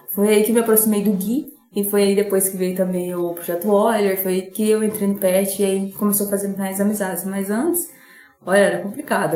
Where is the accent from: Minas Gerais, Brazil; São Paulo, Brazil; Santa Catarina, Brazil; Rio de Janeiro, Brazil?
São Paulo, Brazil; Urânia; moved away as an adult; now in São José do Rio Preto, Brazil; Eu sou de Urânia, fico mais em Rio Preto do que em Urânia.